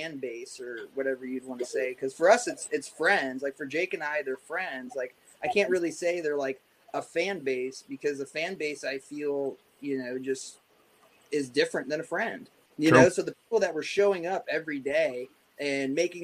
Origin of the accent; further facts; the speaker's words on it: Ohio, United States; now in East Coast, United States; I grew up in Ohio